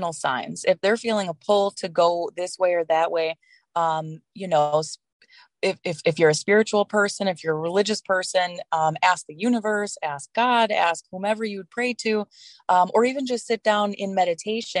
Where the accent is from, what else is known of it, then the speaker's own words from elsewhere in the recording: Wisconsin, United States; also born or lived in Colorado; now in Illinois, United States; I was born and raised in Wisconsin